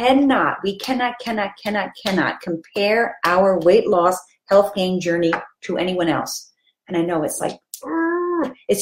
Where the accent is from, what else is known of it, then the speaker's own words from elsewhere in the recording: Philadelphia, Pennsylvania, United States; I grew up in Philadelphia